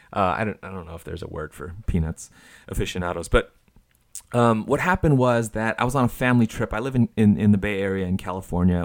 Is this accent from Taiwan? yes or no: yes; Taiwan; moved away; As a kid growing up in Taiwan